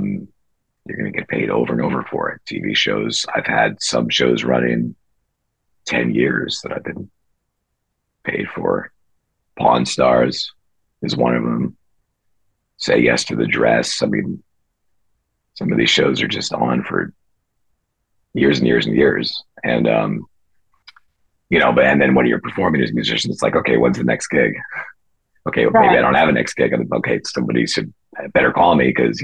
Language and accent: English; Fairfield County, Connecticut, United States; I grew up in Fairfield County, Connecticut, which is kind of known for the finance industry.